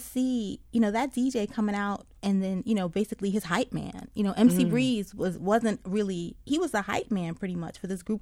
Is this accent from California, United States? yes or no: no; New York City, New York, United States; now in Philadelphia, United States; I grew up in New York